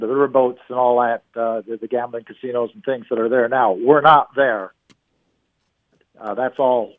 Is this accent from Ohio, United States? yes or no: no; Council Bluffs, Iowa, United States; now in North Pole, Alaska, United States; When I was growing up in Iowa